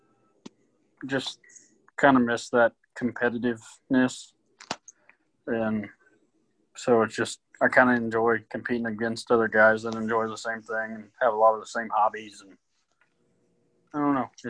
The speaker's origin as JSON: {"language": "English", "town": "Mount Hope", "region": "Kansas", "country": "United States", "said": "originally from Mount Hope, which is about 20 minutes northwest of Wichita"}